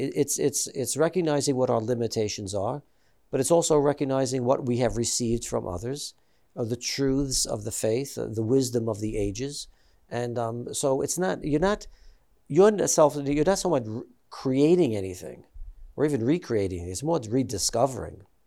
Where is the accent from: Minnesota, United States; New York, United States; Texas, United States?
New York, United States; I'm Italian American, I'm from New York, and, and, and, uh, so, you know, all of my friends that I grew up with were, uh, Catholic.